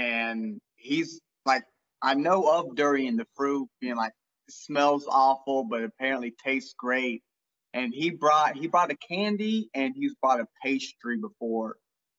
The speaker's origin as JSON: {"language": "English", "region": "England", "country": "United Kingdom", "said": "I'm obviously English."}